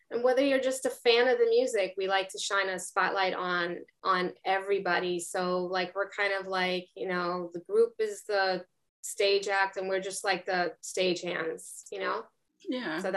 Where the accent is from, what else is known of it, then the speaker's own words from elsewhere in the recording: New York, United States; now in Cape Cod, United States; I'm here on Cape Cod. I'm originally from New York.